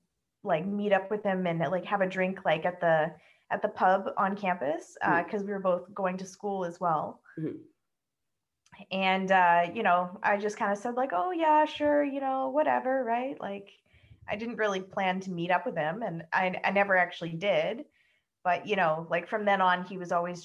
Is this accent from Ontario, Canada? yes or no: yes; Ontario, Canada; also born or lived in Toronto; I'm from Ontario. I grew up in a small town